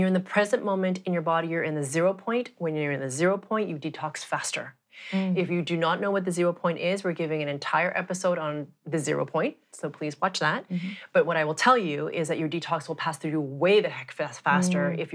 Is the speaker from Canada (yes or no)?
yes; Montreal, Quebec, Canada; I grew up in Montreal, so Canada, where it's very bloody cold